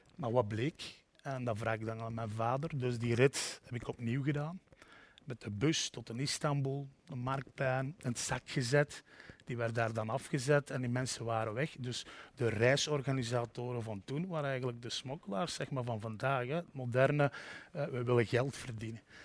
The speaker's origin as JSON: {"language": "Dutch", "area": "the Cités, Limburg", "region": "Flanders", "country": "Belgium", "also_born_or_lived": "Brussels", "moved": "as an adult", "said": "Ik kom uit de Cité's hè, in Limburg, de koolmijnstreek"}